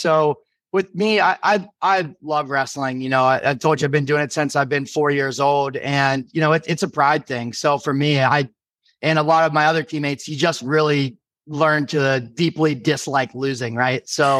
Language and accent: English; Harrisburg area, Pennsylvania, United States; moved away as an adult; also born or lived in Charlottesville, Virginia; So I'm originally from Pennsylvania, right around the Harrisburg area. If you guys are familiar, it's about 3.5 hours from Charlottesville.